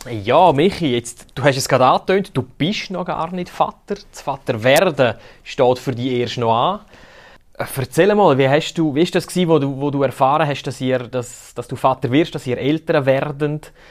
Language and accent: German; Graubünden, Switzerland; Man hört es mir an, ich bin Bündner